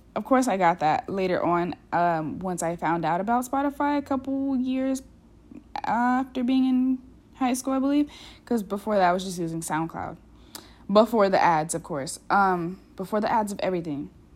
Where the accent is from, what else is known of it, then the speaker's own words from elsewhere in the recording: United States; also born or lived in Europe; an American who's gotten the opportunity to, like, live outside this country